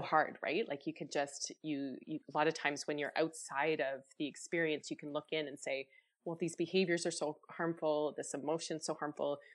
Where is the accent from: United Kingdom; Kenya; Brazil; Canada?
Canada; Chatham, Ontario; I grew up in Chatham, Ontario, so really small community.